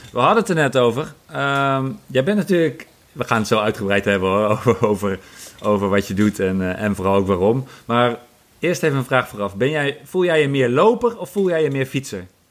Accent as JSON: {"language": "Dutch", "town": "Apeldoorn", "region": "Gelderland", "country": "Netherlands", "tie": "born or raised there", "said": "mijn geboortestad Apeldoorn"}